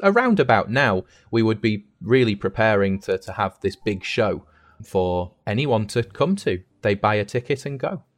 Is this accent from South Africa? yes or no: no; United Kingdom; moved away as an adult; now in Shandong, China; I'm from the UK.